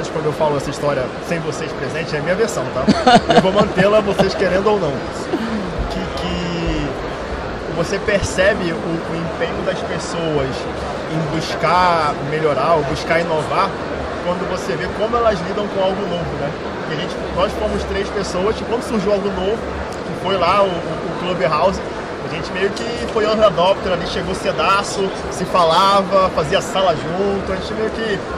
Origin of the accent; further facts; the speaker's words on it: Rio de Janeiro, Brazil; sou carioca, nascido no Morro da Providência, mas tijucano.